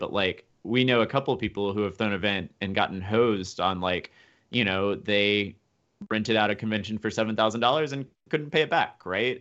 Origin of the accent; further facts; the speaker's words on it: Memphis, Tennessee, United States; now in Boston, United States; I'm from Memphis